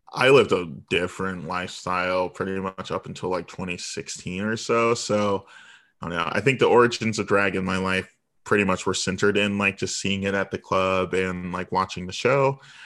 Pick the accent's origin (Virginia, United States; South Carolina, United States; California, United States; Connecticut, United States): Virginia, United States; Virginia Beach; also born or lived in Chicago; now in Washington, D.C., United States; I was born in Chicago, but I was raised in Virginia Beach, and now I'm in D C